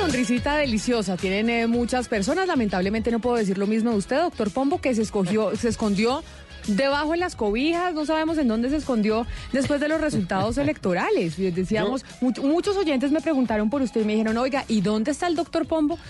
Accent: Bogotá, Colombia; yo como bogotana

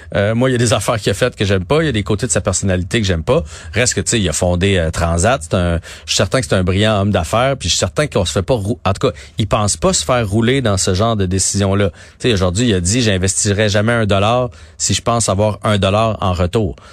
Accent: Nicolet, Quebec, Canada; c'est mon coin de pays là. moi je suis né à Nicolet

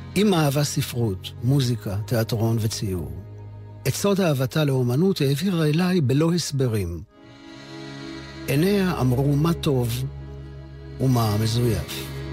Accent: Givatayim, Tel Aviv District, Israel; בעיר שבה גדלתי, גבעתיים

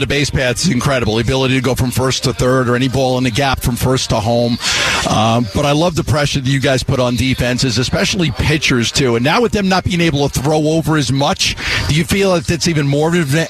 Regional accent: New York, United States; now in Phoenix, United States; because I grew up in New York.

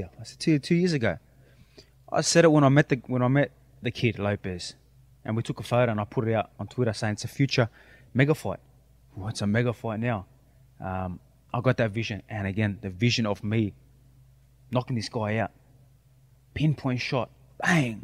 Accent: Sydney, New South Wales, Australia; now in Miami, United States; I'm representing where I'm from, Sydney, Australia, my Greek people

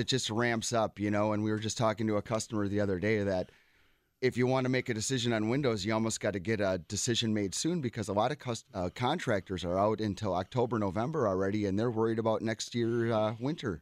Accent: Cedarburg, Wisconsin, United States; I grew up in Cedarburg

